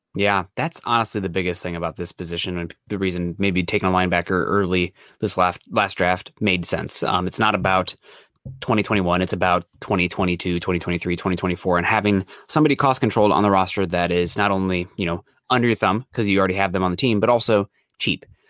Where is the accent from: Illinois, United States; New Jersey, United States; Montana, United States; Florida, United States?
Illinois, United States; near Moline; near my hometown on the Mississippi River on the Illinois side, uh, Moline